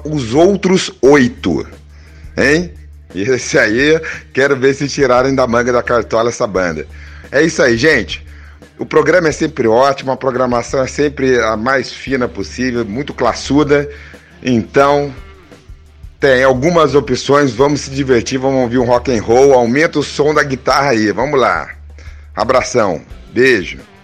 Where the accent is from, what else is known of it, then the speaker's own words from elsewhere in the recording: Taubaté, São Paulo, Brazil; now in Rio de Janeiro, Brazil; minha cidade natal, Taubaté.